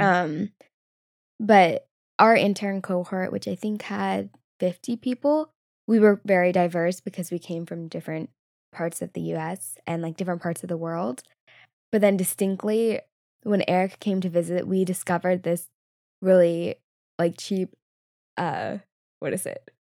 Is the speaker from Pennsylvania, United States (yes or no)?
no; Southern California, United States; growing up in Southern California, which is pretty mixed